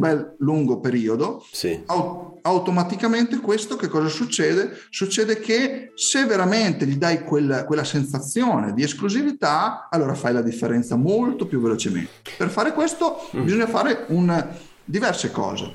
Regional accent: Emilia-Romagna, Italy; io sono emiliano

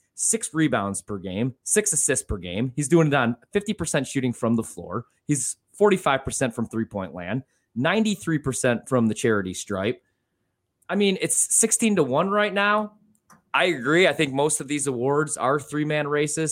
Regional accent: Chicago, Illinois, United States; now in Milwaukee, United States; I'm originally from Chicago, and I've been a diehard Bulls fan

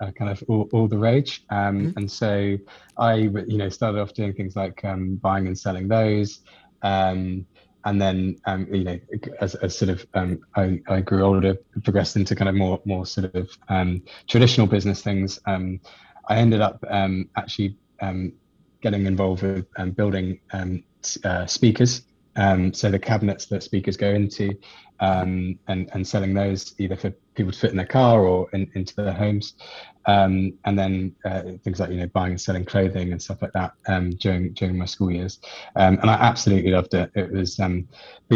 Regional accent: just south of London, South East England, United Kingdom; So I grew up in the UK, just south of London. So not in the city, but in the outskirts, in a kind of pretty standard suburban area

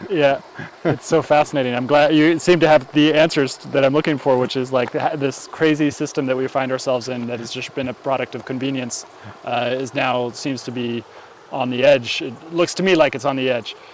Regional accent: California, United States; I grew up in California

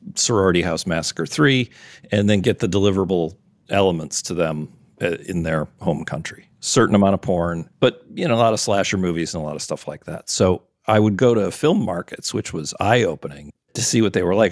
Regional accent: Wisconsin, United States; also born or lived in Minnesota; I was born in Wisconsin

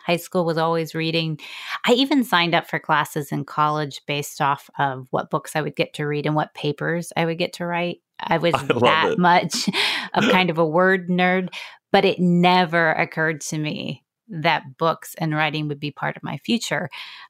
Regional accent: Virginia, United States; So no disrespect to anyone who lives in West Virginia, but we are from Virginia.

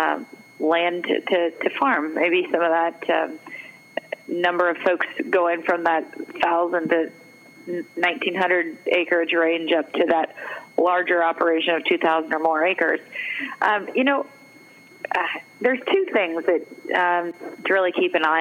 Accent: Missouri, United States; moved away; I'm from Missouri originally

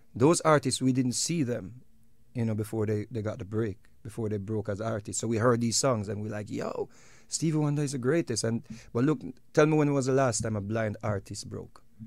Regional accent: Jamaica; we are Jamaican

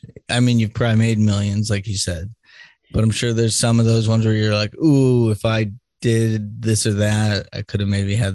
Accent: Boston, Massachusetts, United States; moved away; I grew up in Boston.

